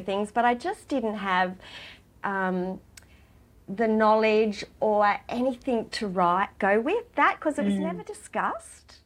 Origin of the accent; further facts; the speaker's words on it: Gunnedah, New South Wales, Australia; now in Sydney, Australia; I grew up in Gunnedah